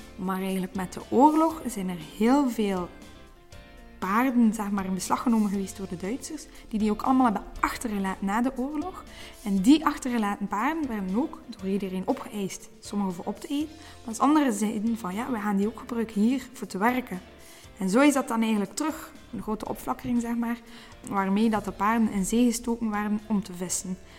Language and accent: Dutch; Brussels, Brussels-Capital Region, Belgium; moved away as an adult; now in Oostduinkerke, Belgium; geboren in Brussel, maar nu al acht jaar wonende in Oostduinkerke